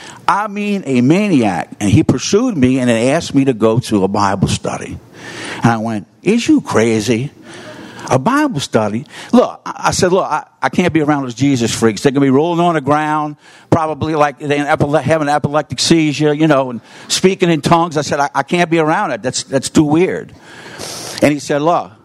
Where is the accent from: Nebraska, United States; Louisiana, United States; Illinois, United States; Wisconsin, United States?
Louisiana, United States; New Orleans; I'm from the Third Ward.